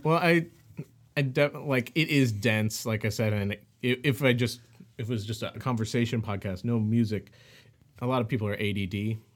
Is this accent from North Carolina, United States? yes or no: no; St. Louis, Missouri, United States; moved away as an adult; also born or lived in Bay Area, California; now in Los Angeles, United States; I'm from Saint Louis, uh, born and raised, and then I moved out he, out to the west coast, to the Bay Area